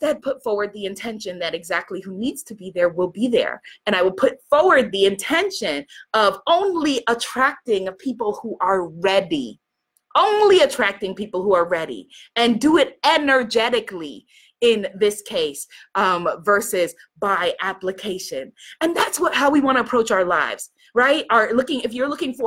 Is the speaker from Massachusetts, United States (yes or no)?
no; New York, United States; I'm from New York